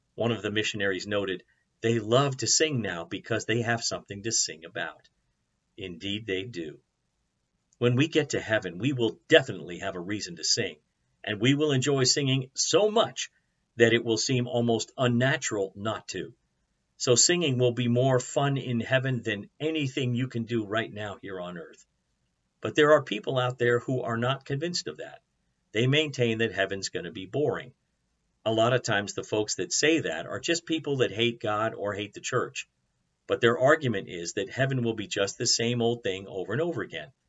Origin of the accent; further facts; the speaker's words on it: United States; American Christians